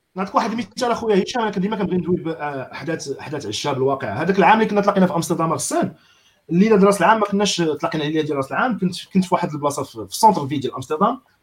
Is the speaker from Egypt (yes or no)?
no; Casablanca, Casablanca-Settat, Morocco; في الدرب عندنا فين كبرت في السلطان